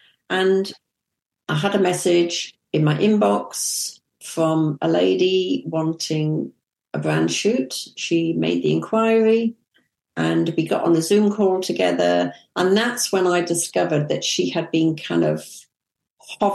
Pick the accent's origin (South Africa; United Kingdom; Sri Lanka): United Kingdom; England; also born or lived in Kuwait; I'm from England